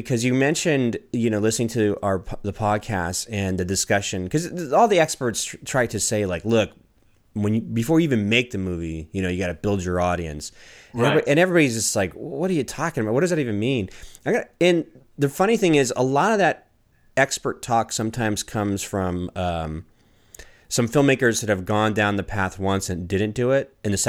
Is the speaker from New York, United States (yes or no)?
no; Washington, District of Columbia, United States; I grew up in Washington, D.C. in the 90s